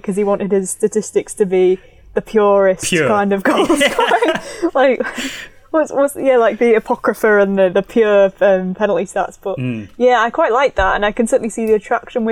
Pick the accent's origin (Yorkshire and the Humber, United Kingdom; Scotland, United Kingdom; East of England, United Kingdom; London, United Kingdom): Yorkshire and the Humber, United Kingdom; accent: Yorkshire